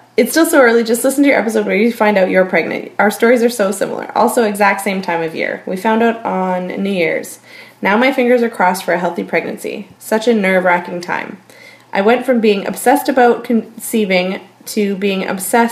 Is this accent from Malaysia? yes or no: no; Port Coquitlam, British Columbia, Canada; I grew up in Port Coquitlam